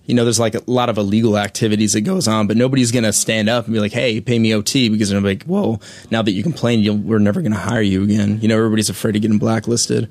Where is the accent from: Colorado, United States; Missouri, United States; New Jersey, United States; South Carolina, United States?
Colorado, United States; I'm from Colorado